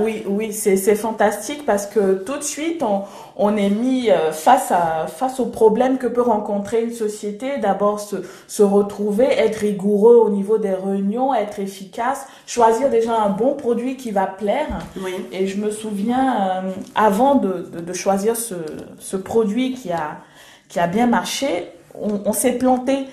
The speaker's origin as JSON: {"language": "French", "region": "Abidjan", "country": "Côte d’Ivoire", "tie": "born or raised there", "accent": "Ivorian", "moved": "as an adult", "lives_now": "Nice, France", "said": "je suis née en Côte d'Ivoire, hein, à Abidjan, d'une mère euh, burkinabé, mhm. d'un père euh, sénégalais, donc euh, multiculture. Et je suis, j'ai grandi, j'ai fait 25 ans en Côte d'Ivoire, et donc j'ai cette culture totalement ivoirienne. J'ai l'accent ivoirien"}